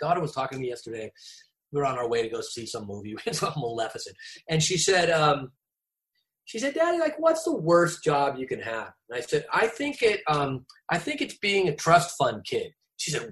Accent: Newport Beach, California, United States; moved away; I grew up on Balboa Island. Like, you know, I grew up at Newport Beach

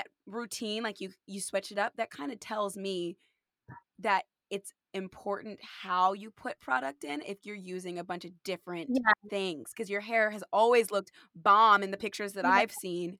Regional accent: California, United States; I grew up in California

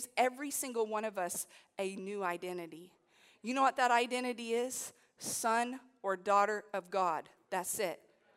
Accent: United States; I come as a Christian who happens to be American.

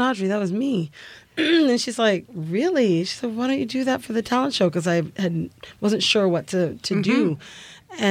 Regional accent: Canada; Growing up in Canada

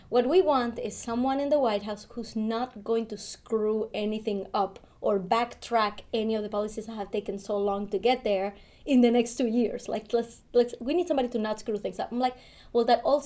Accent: Venezuela; now in United States; now we are from Venezuela

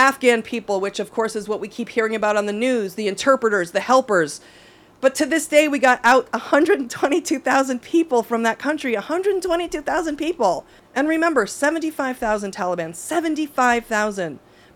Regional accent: United States; as an American and a Democrat

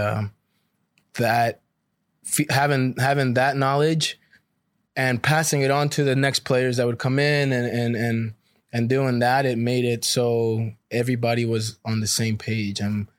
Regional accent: Costa Rica; growing up in Costa Rica, that's the big price right there.

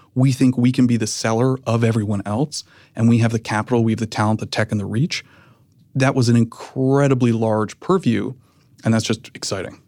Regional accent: Canada; moved away as an adult; now in United States; I'm Canadian. I had recently moved to the United States.

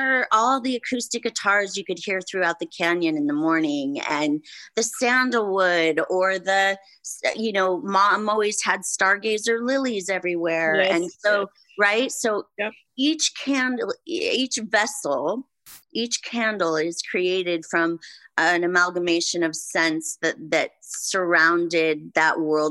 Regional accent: Santa Barbara, California, United States; my hometown, the Santa Barbara Bowl.

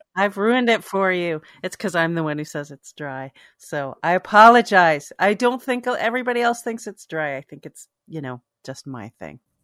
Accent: Toronto, Ontario, Canada; moved away; in Toronto. All this stuff goes on in my hometown decades after I've moved away.

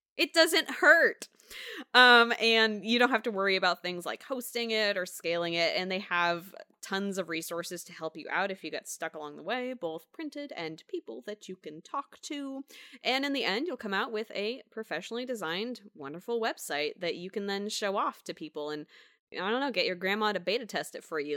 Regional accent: United States; I'm born, born and raised in Washington

